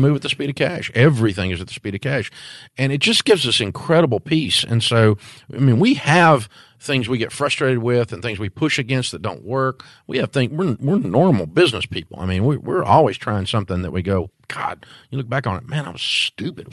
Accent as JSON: {"language": "English", "town": "Antioch", "region": "Tennessee", "country": "United States", "said": "I'm from Antioch, Tennessee"}